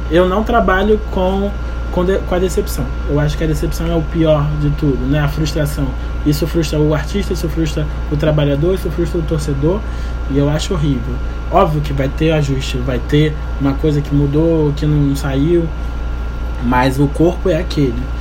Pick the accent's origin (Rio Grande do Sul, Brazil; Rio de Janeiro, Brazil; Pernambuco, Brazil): Rio de Janeiro, Brazil; nascido e criado na Leopoldina.